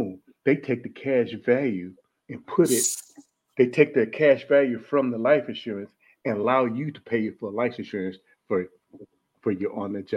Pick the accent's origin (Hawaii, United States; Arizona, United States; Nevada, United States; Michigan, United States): Michigan, United States; Detroit; moved away as an adult; I was born and raised in Detroit, Michigan. I left Detroit, Michigan at around about 18 years old